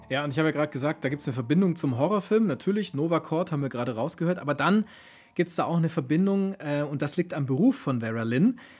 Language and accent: German; Germany; Bei uns in Deutschland